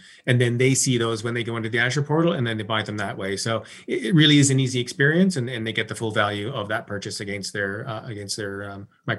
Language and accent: English; Toronto, Ontario, Canada; Yeah, I'm originally from Toronto, so I'm heading to Toronto on July 22nd and spend some time with my family and up at the cottage